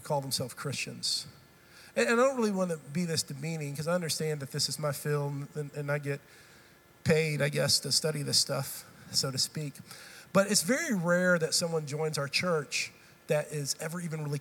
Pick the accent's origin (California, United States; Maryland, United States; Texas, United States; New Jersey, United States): Texas, United States; also born or lived in Tennessee; I've grown up in this state. I'm a Texan